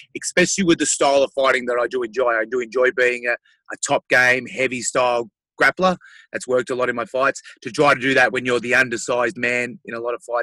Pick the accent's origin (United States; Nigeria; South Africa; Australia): Australia; my home country